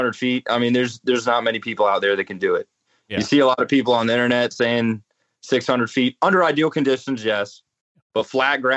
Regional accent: North Carolina, United States; I grew up playing in North Carolina in the woods

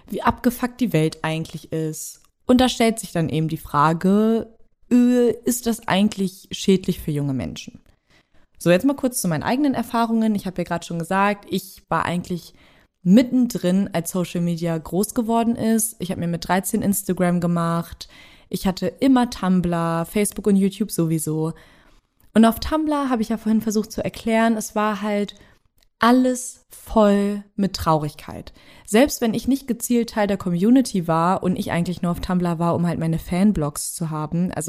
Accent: Braunschweig, Lower Saxony, Germany; promoviert gerade an der Hochschule für Bildende Künste in Braunschweig, was übrigens meine Heimatstadt ist. Also Shoutout an die Hood.

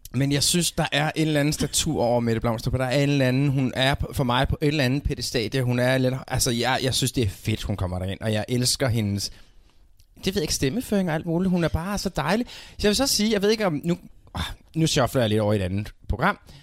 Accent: Denmark; vores øjne som danskere

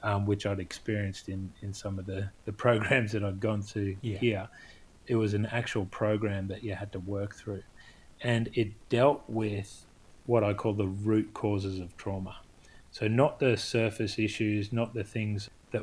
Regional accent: Australia; growing up in Australia

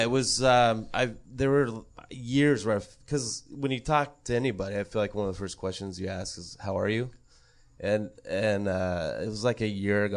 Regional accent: Montana, United States; I grew up in Montana

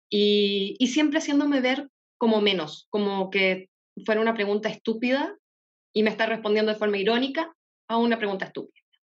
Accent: Chile; ¿De dónde eres, eh? De Chile.

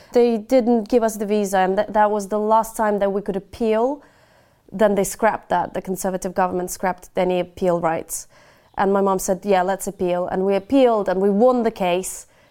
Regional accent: Ukraine; now in United Kingdom; Kherson, which is about seventy kilometers away from my hometown

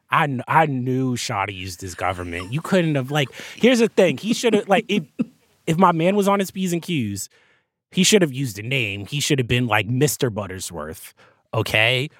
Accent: New Jersey, United States; Jersey, my home state

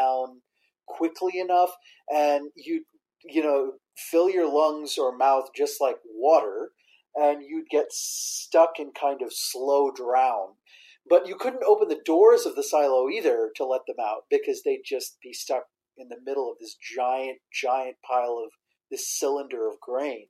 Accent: Iowa, United States; Growing up in Iowa

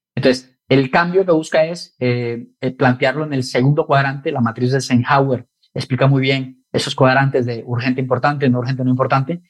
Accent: Colombia; now in Spain; soy de Colombia

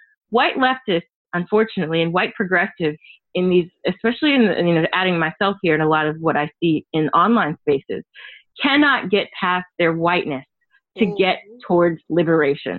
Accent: Tennessee, United States; I am a Southerner. I'm from Tennessee

